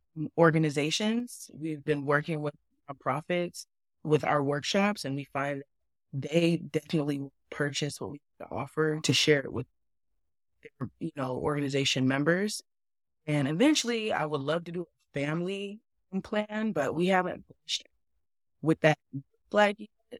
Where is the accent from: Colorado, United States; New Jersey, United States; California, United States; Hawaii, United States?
California, United States; San Diego; moved away; I grew up in San Diego, California.